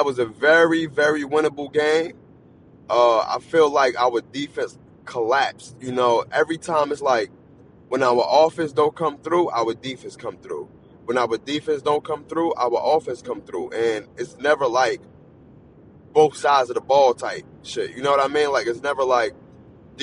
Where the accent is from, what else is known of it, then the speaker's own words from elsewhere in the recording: New Jersey, United States; I'm not from Philly. I'm from Jersey